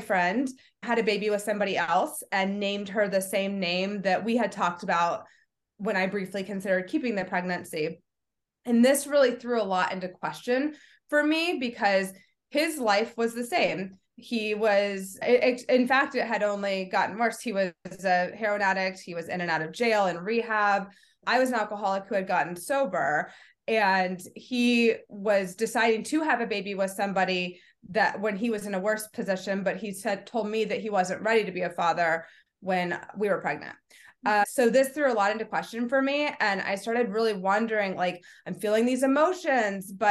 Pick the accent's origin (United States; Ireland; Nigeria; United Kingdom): United States; Kentucky; I grew up in Kentucky